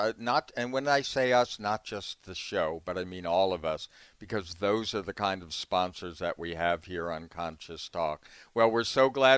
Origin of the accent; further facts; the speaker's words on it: Boston, Massachusetts, United States; my old stomping grounds since I grew up in Boston